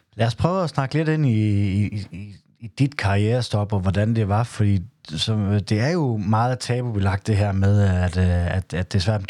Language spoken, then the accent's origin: Danish; Southern Jutland, Southern Denmark, Denmark; mit tysk er ikke godt, selvom jeg er fra Sønderjylland